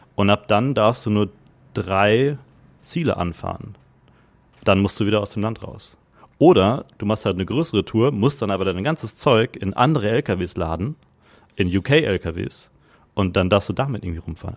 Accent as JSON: {"language": "German", "town": "Gütersloh", "region": "North Rhine-Westphalia", "country": "Germany", "tie": "born or raised there", "also_born_or_lived": "Netherlands / London", "moved": "as an adult", "lives_now": "Hamburg, Germany", "said": "Ich komme gebürtig aus Gütersloh. Das ist äh, Westfalen, Ostwestfalen"}